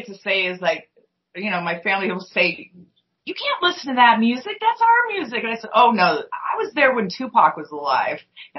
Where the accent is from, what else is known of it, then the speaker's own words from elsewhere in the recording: California, United States; also born or lived in San Diego; Especially growing up in California